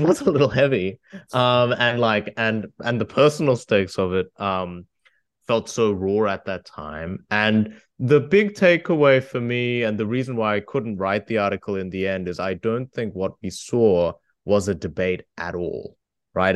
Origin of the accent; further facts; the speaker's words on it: Australia; I come from Australia